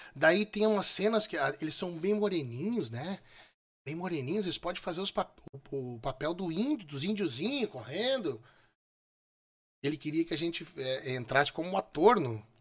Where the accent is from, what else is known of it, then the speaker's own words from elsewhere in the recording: São Borja, Rio Grande do Sul, Brazil; moved away; also born or lived in São Luiz Gonzaga; É, eu sou nascido em São Borja. Eu sou, eu sou, sou de São Borja